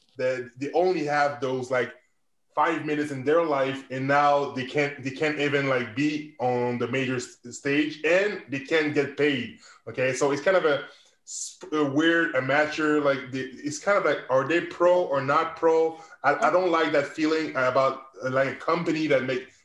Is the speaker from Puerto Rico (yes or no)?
no; Canada; I'm a Canadian